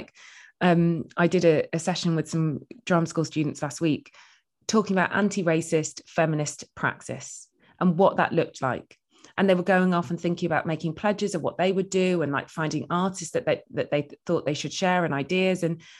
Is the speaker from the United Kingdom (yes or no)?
yes; England, United Kingdom; I was like, oh, I'm from the Midlands. And it just didn't seem like a thing that they got.